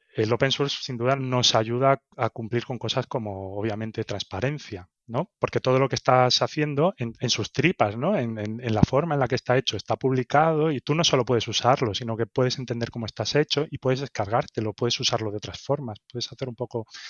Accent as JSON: {"language": "Spanish", "town": "Seville", "region": "Andalusia", "country": "Spain", "tie": "born or raised there", "also_born_or_lived": "Barcelona / Berlin / Madrid", "moved": "as an adult", "said": "Nací en Sevilla, en España, y bueno, estudié allí"}